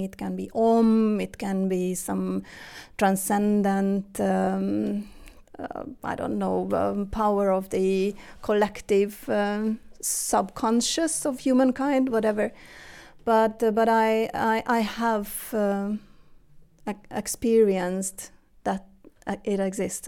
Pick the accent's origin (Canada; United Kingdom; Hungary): Hungary; moved away as an adult; now in Sweden; I was born and raised in Hungary